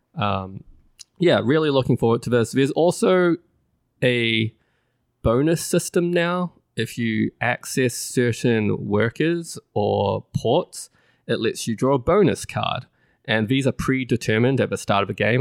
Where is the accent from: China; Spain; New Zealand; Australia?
New Zealand; moved away; it's placed in my home country. It is Great Western Trail, New Zealand